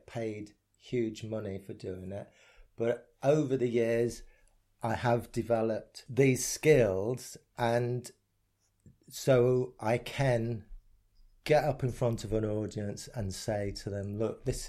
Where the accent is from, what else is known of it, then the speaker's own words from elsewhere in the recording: Essex, East of England, United Kingdom; growing up in Essex